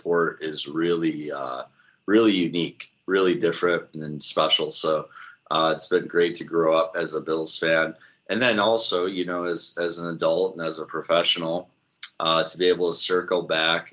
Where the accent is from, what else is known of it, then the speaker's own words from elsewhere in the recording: Syracuse, New York, United States; also born or lived in Rochester area; I was born and raised in upstate New York, not far from Buffalo. My family's from the Rochester area. We kind of live in that city and then peppered kind of in the Buffalo direction. I grew up in Syracuse